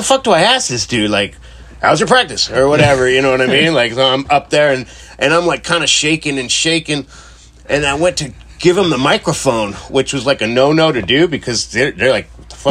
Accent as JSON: {"language": "English", "town": "Costa Mesa", "region": "California", "country": "United States", "tie": "born or raised there", "said": "I grew up in Costa Mesa, Newport Beach area"}